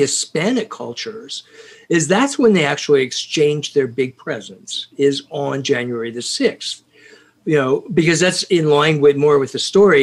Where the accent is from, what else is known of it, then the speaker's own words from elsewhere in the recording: Scotland, United Kingdom; in my house, because you see, we're Scottish